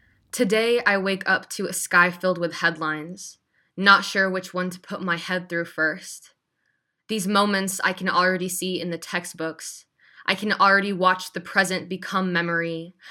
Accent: Iowa, United States; also born or lived in Canada / England / Missouri; Yeah, actually, I was born in Canada, and then my parents moved to England. Then when I was 5, we moved from England to Iowa.

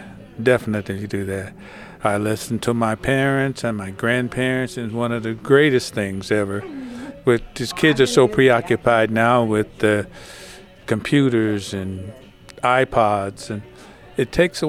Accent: St. Louis, Missouri, United States; I'm 77 years old, and … I was born here in St. Louis at Homagee Hospital, went to Sumner High.

